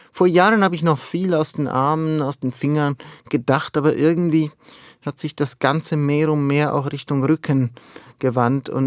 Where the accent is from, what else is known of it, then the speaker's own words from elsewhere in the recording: Ticino, Switzerland; Wissen Sie, ich bin ja im Tessin aufgewachsen, mitten in den Bergen.